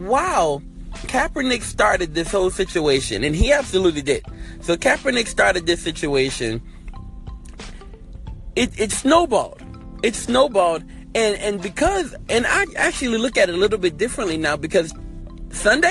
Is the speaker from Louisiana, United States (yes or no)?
yes; Louisiana, United States; grew up in Louisiana. I lived in Louisiana